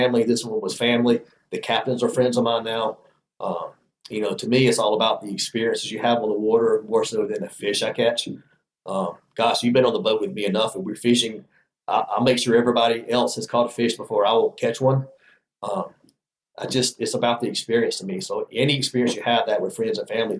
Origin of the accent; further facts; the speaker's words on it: Alabama, United States; I grew up in Alabama